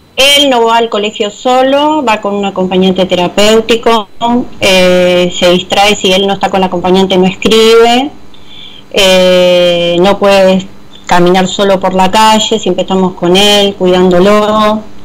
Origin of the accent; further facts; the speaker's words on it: Avellaneda, Buenos Aires Province, Argentina; yo soy de Avellaneda